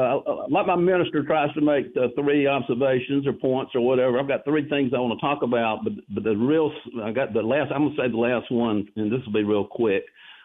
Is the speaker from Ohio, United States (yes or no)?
no; Darlington, South Carolina, United States; I'm from Darlington, so big NASCAR fan.